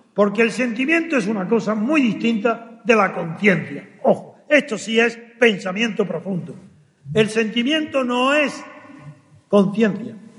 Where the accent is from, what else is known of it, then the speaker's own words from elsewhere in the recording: Granada, Andalusia, Spain; Y soy de Granada, de un reino árabe.